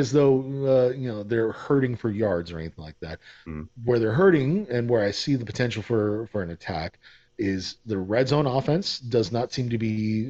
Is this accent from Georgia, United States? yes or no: yes; Atlanta, Georgia, United States; I'm from Atlanta. I'm not from Georgia.